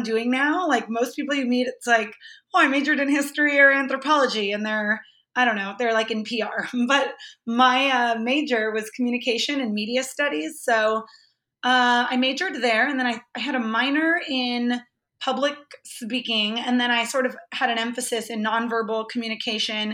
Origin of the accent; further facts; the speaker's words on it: Los Banos, California, United States; moved away as an adult; also born or lived in San Diego / Los Angeles; I grew up in this really tiny town in Northern California. It's called Los Banos, California.